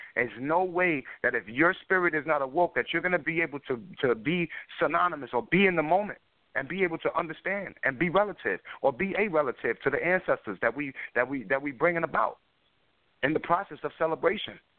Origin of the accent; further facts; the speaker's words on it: New York City, New York, United States; I grew up in uh in the South Bronx